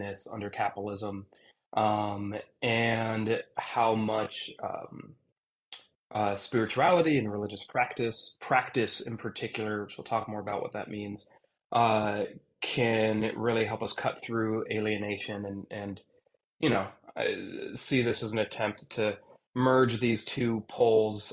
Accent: Lancaster, Pennsylvania, United States; down here in Lancaster, Pennsylvania. This is my hometown. I've lived here since I was in second grade, still

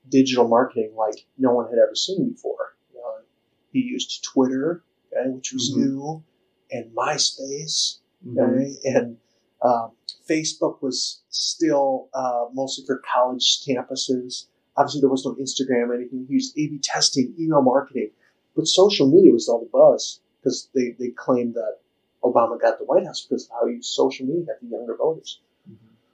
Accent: Minnesota, United States; moved away as an adult; also born or lived in Iowa; now in Sioux Falls, United States; I grew up in Minnesota, graduated from high school in Minnesota

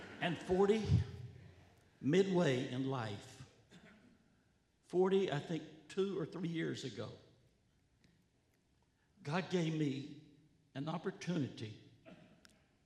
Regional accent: North Carolina, United States; moved away; also born or lived in Washington, D.C. / Princeton, New Jersey; I was raised in North Carolina, up a path, a mile down the path, on a tobacco farm

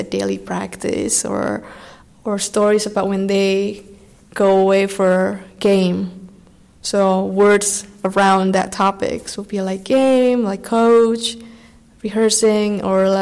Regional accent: Salatiga, Central Java, Indonesia; English is a second language; moved away as an adult; now in New Haven, United States; I'm from Indonesia, so I was born in Salatiga, Central Java, Indonesia.

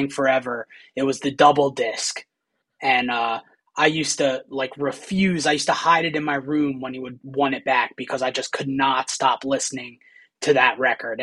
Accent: Boyertown, Pennsylvania, United States; I grew up in Center City, Boyertown

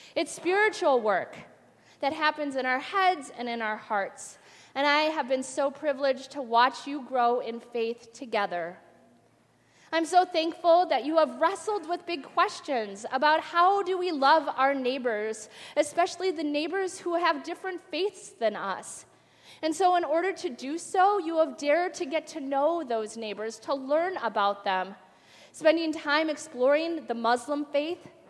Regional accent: Twin Cities area, Minnesota, United States; also born or lived in Faribault, Minnesota; having gone from Faribault, Minnesota to the back to the Twin Cities area that I was worried, you know, returning to my home town

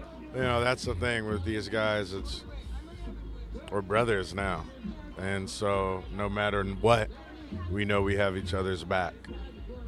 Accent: New York, United States; now in Los Angeles, United States; I grew up in New York

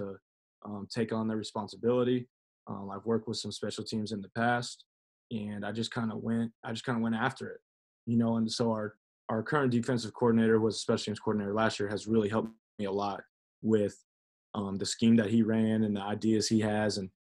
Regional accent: Omaha, Nebraska, United States; You know, I never was. I could appreciate it, you know, because that's where I was.

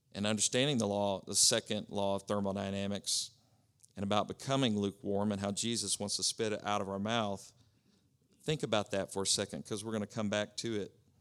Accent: Oklahoma, United States; moved away; It's where I grew up in Oklahoma.

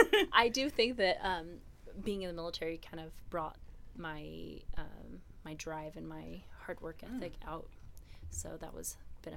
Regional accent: Texas, United States; also born or lived in Utah / Washington; So I was born and raised in Texas. Moved around quite a bit in Texas. I'm an Army brat

